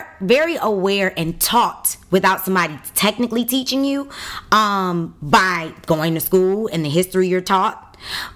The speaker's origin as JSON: {"language": "English", "town": "Detroit", "region": "Michigan", "country": "United States", "tie": "born or raised there", "said": "I grew up on 7 Mile in Greenfield in the west side of Detroit"}